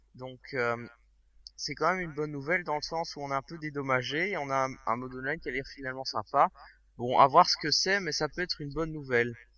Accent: Belgium; chez nous en Belgique

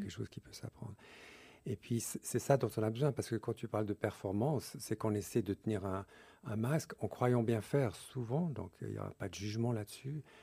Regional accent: Switzerland; je suis né en Suisse de deux parents anglais

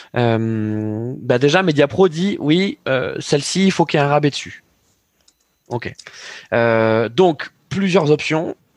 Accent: France; en tant que Français

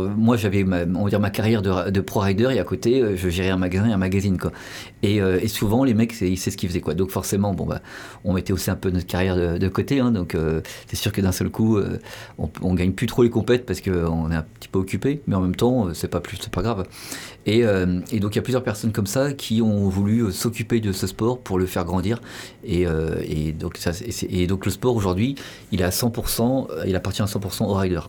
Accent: Paris, Île-de-France, France; je suis de Paris, j'étais du des cités du 19e

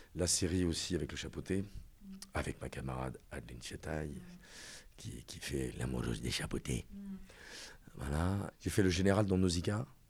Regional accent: Reims, Grand Est, France; moved away as an adult; je suis né à Reims, boulevard Lundi

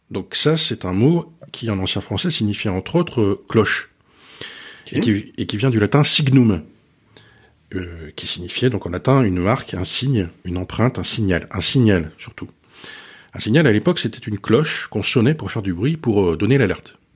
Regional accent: France; Ah, chez nous en France, il y a un petit village du loir et qui organise aussi la Saint-Glinglin

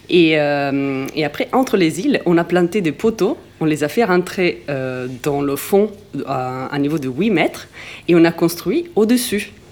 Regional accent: Venice, Veneto, Italy; French is a second language; moved away; je suis de Venise, mais que j'ai une grand-mère

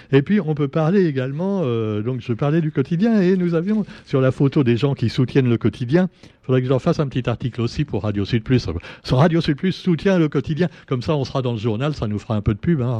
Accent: Réunion; il enlérise notre qualité réunionnais. J'excuse si j'ai un accent parisien, excusez-moi.

